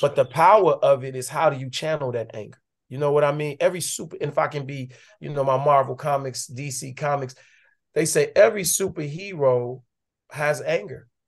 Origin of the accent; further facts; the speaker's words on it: Chicago, Illinois, United States; moved away; also born or lived in Atlanta; I was growing up on the West Side.